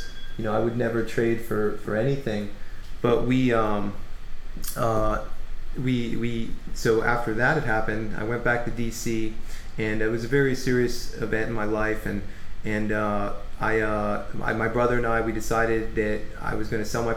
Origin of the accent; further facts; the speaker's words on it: Gainesville, Florida, United States; also born or lived in Dunellen, New Jersey; now in Orlando, United States; I grew up in a small town called Dunellen and also Gainesville, Florida